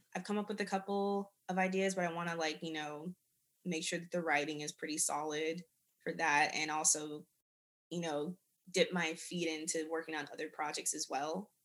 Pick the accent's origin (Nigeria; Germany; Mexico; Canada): Germany; moved away; I grew up in Germany